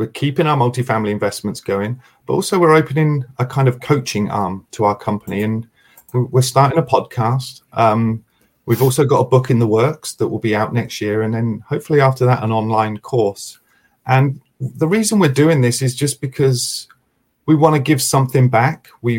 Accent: United States; accent: American; I see my American accent there.

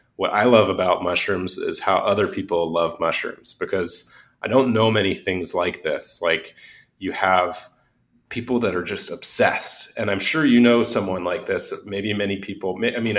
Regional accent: Los Angeles, California, United States; I grew up in Los Angeles

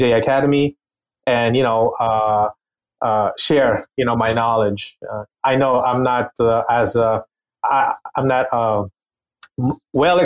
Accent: Philippines; moved away; I was born and raised in the Philippines.

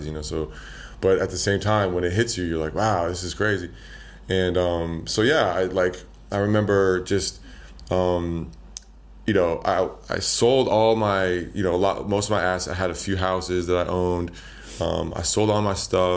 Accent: Boulder, Colorado, United States; moved away as an adult; also born or lived in Las Vegas / Bali; I grew up in Colorado. I grew up in Boulder, Colorado

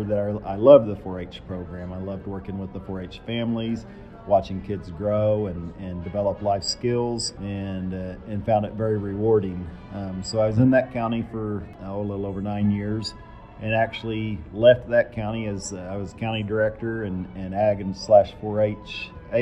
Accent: Oklahoma, United States; now in New Mexico, United States; I was raised in Oklahoma, lived on the edge of town

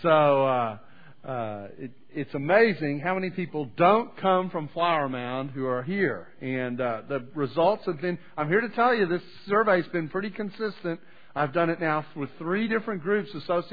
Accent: Canada; now in United States; I was born in Canada

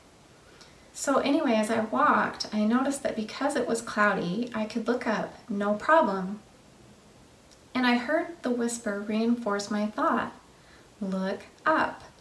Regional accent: the West, United States; now in Tennessee, United States; I grew up in the West

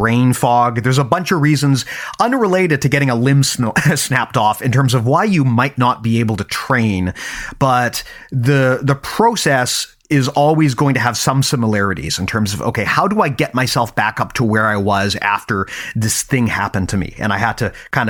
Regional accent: Canada; also born or lived in Vancouver, British Columbia; I'm Canadian, right? Yeah. I live in Vancouver, yeah. BC

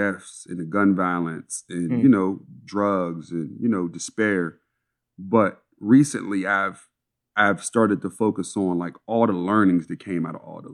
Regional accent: Pittsburgh, Pennsylvania, United States; I'm from Montview Heights, man. I'm at its root, I'm a project kid.

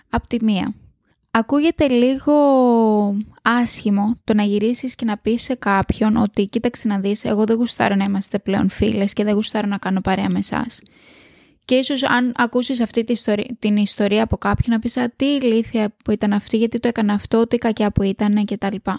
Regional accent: Greece; now in Australia; θα έρθω πίσω στο σπίτι μου, πίσω στην πατρίδα μου

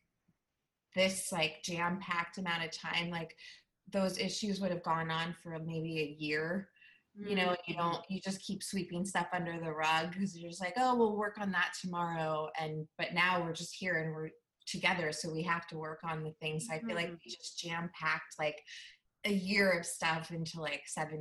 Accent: Bay Area, California, United States; moved away as an adult; now in Portland, United States; I'm in Northeast Portland. I'm 40 and I grew up in the Bay Area and moved to Portland 5 years ago

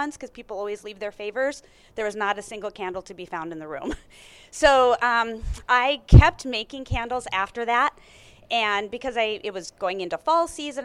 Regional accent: North Dakota, United States; I am born and raised in North Dakota, went to the University of North Dakota

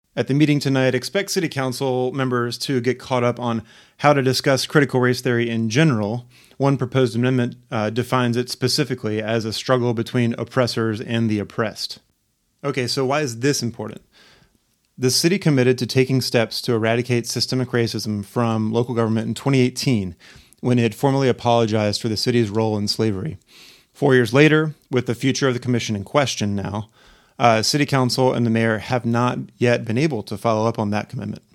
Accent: Charlotte, North Carolina, United States; also born or lived in Park Circle, North Charleston, South Carolina; now in North Charleston, United States; I'm originally from Charlotte, North Carolina

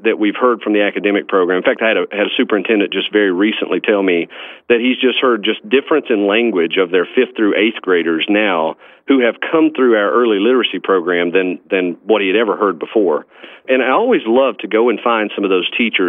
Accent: Clay County, Kentucky, United States; I actually was born and raised in Clay County, Kentucky, and graduated from there

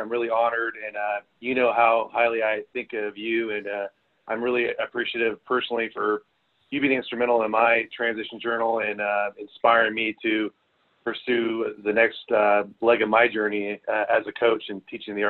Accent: Northern California, United States; I grew up in Northern California. You know, from a large family, I got four sisters.

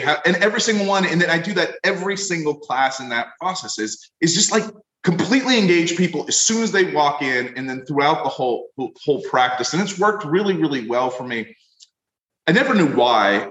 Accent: Florida, United States; I come from Florida

